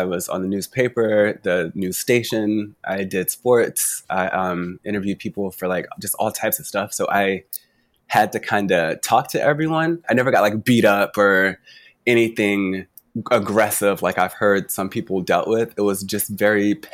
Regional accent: Arkansas, United States; I was born in Arkansas.

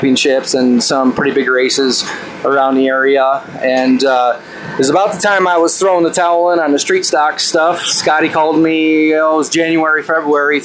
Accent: Clymer, New York, United States; I'm from Clymer, New York

